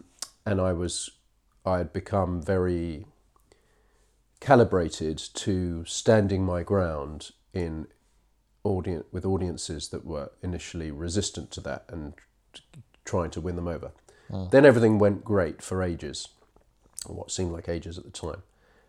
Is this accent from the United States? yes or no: no; England, United Kingdom; also born or lived in Israel; I was born in Israel, just I don't remember it. I was two when we came back to England.